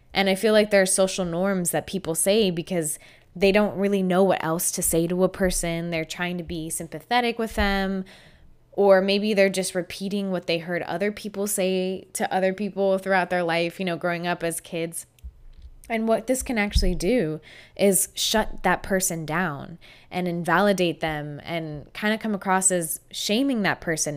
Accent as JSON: {"language": "English", "region": "Florida", "country": "United States", "tie": "born or raised there", "said": "I grew up in Florida"}